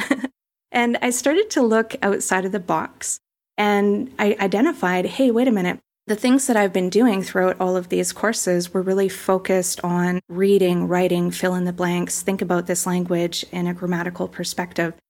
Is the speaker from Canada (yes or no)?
yes; Kelowna, British Columbia, Canada; moved away as an adult; now in Puerto Vallarta, Mexico; I grew up in Kelowna, British Columbia, Canada, and I've been living in Puerto Vallarta full-time since two thousand sixteen as an expat